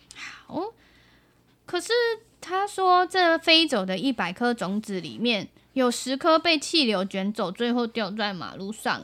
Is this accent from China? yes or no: no; Tainan, Taiwan; also born or lived in Taipei; 我们其实小时候是住在台北，然后搬到台南之后